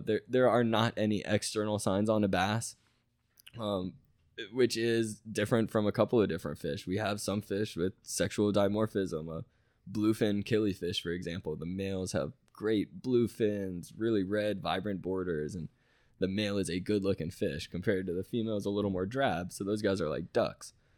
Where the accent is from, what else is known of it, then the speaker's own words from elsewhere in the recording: Tampa, Florida, United States; I'm from Tampa Bay, you know, I, I grew up doing a bunch of wading, bunch of, you know, flats fishing in Tampa Bay